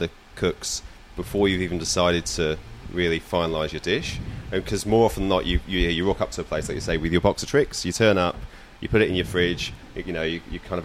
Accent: Kent, South East England, United Kingdom; moved away as an adult; now in Byron Bay, Australia; I'm from Kent in the UK

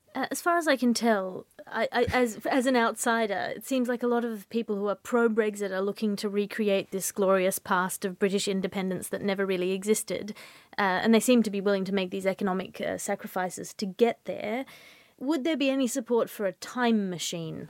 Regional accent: Australia; as an Australian

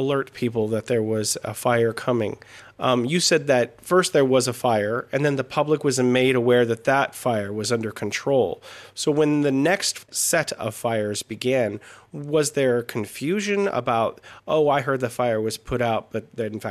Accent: California, United States; I'm from California.

